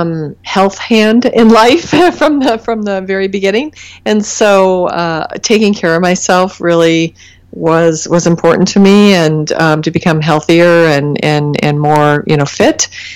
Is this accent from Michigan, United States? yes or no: yes; Battle Creek, Michigan, United States; also born or lived in Kalamazoo; I grew up in Battle Creek in Kalamazoo